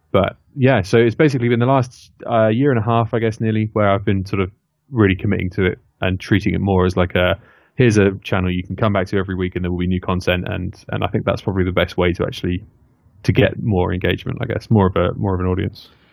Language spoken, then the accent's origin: English; near Oxford, South East England, United Kingdom; moved away as an adult; now in Leamington Spa, United Kingdom; I grew up sort of near Oxford